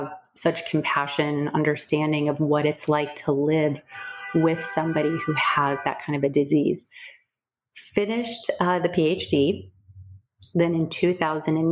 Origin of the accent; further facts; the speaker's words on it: Midwest, United States; moved away; also born or lived in Boston; I was a competitive equestrian growing up in the Midwest